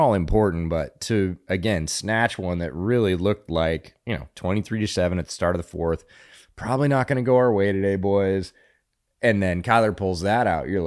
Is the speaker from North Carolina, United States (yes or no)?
no; Pennsylvania, United States; now in Texas, United States; I grew up around Pennsylvania high school football